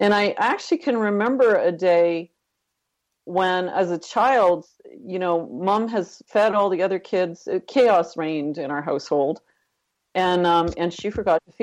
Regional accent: Northern Ontario, Canada; I actually grew up in Northern Canada, Northern Ontario

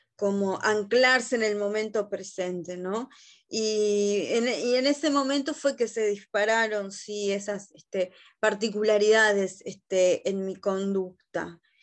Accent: Montevideo, Uruguay; yo nací acá en Montevideo, en Uruguay, en el año 1982

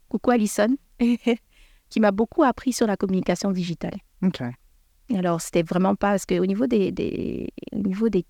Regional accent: Canada; j'ai été pris comme expatriée parce que je suis canadienne.

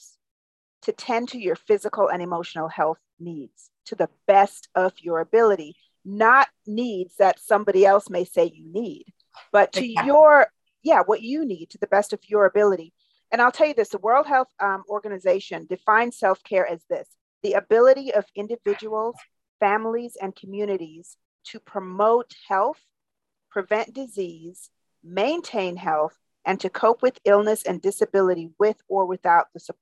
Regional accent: Jamaica; I'm from Jamaica, so I too had that role model of watching my mom

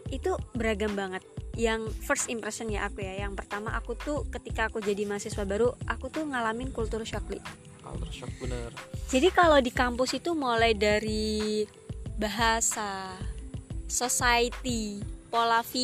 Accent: Java, Indonesia; mulai dari budaya yang aku orang Jawa ya yang nggak biasa dengan Eh, budaya budaya

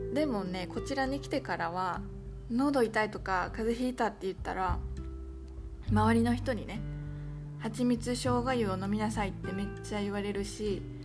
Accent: Japan; moved away as an adult; now in Vietnam

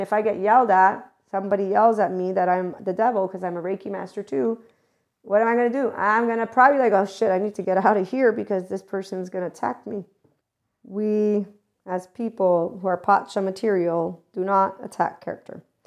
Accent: United States

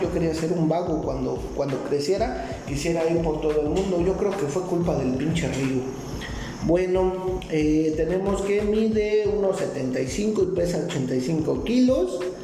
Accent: Mexico; yo soy de México

